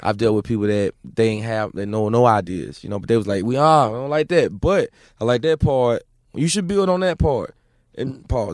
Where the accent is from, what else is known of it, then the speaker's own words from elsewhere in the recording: Mississippi, United States; I'm from Mississippi